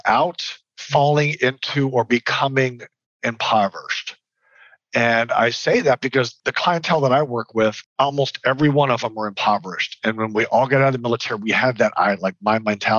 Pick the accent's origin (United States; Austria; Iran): United States; San Antonio, Texas; also born or lived in Lufkin, Texas; I grew up in San Antonio, but my parents saw fit to move us to a little teeny tiny dry county called Lufkin, Texas